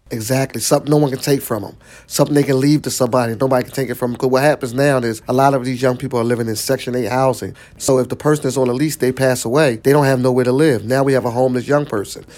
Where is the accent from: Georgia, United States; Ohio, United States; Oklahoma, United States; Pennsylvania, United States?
Pennsylvania, United States; Philadelphia; I'm from Seventh Street, Seventh Snyder area